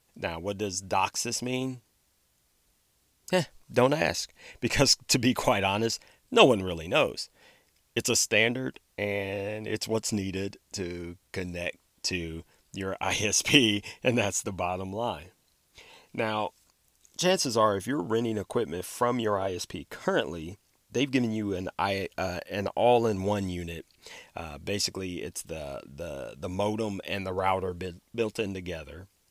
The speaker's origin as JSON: {"language": "English", "region": "Ohio", "country": "United States", "tie": "born or raised there", "said": "my home state of Ohio"}